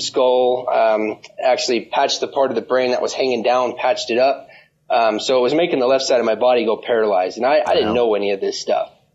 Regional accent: Las Vegas, Nevada, United States; I'm actually born and raised in Las Vegas.

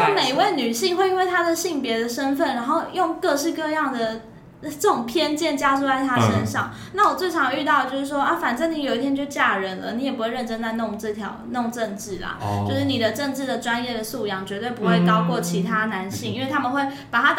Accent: Kaohsiung, Taiwan; moved away as an adult; 党团主任就有问我说要不要回我的家乡选举看看。

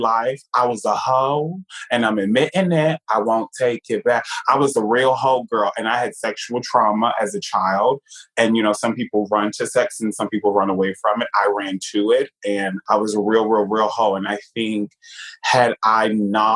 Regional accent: New York, United States; moved away; also born or lived in Virginia; Growing up in New York

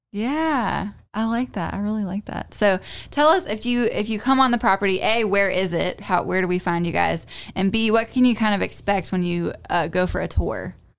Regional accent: Louisville, North Carolina, United States; also born or lived in Winston-Salem, North Carolina; I wasn't born in Louisville, I was born in Winston-Salem, but I lived in Louisville for several years in my childhood

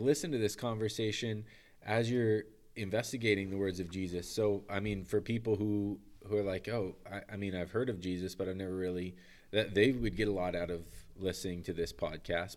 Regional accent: United States; moved away as an adult; also born or lived in Manitoba, Canada; I'm American

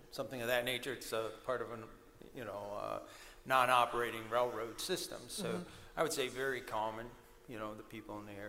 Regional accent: Delphi, Indiana, United States; I'm Abigail's grandpa. And I'm from Delphi, Indiana as well.

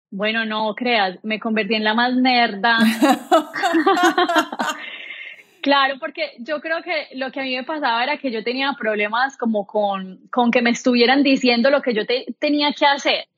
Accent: Colombia; moved away as an adult; now in United States; Soy una mujer colombiana, orgullosamente colombiana, nací y crecí

